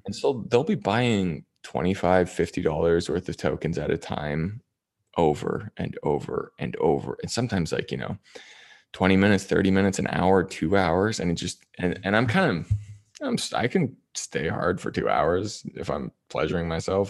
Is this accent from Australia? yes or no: no; Toronto, Ontario, Canada; moved away as an adult; also born or lived in Las Vegas; Toronto, Ontario